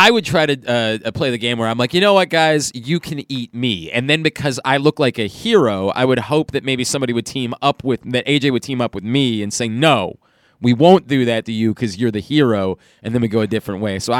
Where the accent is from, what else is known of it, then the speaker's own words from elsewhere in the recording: Baltimore, Maryland, United States; I'm from Baltimore, so I also probably already taste like Old Bay.